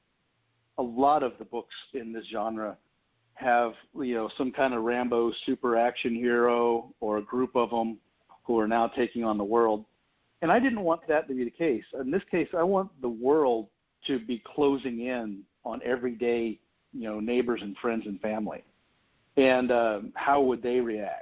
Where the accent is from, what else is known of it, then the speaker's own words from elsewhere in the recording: Florida, United States; moved away as an adult; I was born and raised in Florida, and I wrote this story to begin in an area that I lived up until about almost 2 years ago